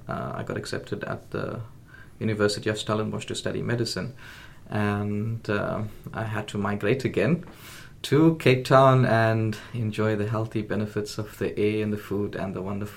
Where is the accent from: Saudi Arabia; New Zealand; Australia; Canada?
Saudi Arabia; Riyadh, Riyadh Province; also born or lived in Durban; So I was born in Durban, a place called Westville. I stayed there for approximately 5 years before I migrated to Saudi Arabia. And for a great part of my childhood, I lived in Riyadh, the capital city.